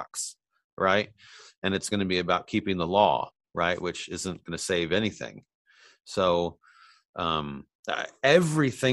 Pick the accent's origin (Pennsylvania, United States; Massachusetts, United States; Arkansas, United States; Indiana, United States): Indiana, United States; moved away; growing up where we grew up in Indiana.